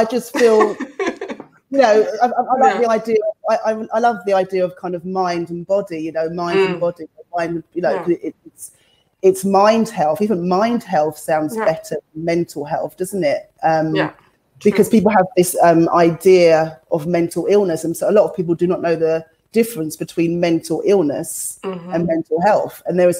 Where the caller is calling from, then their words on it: London, United Kingdom; But I feel that here, maybe coming from the West, because I'm talking from London, I feel that needs to be identified further and there needs to be a budget for it.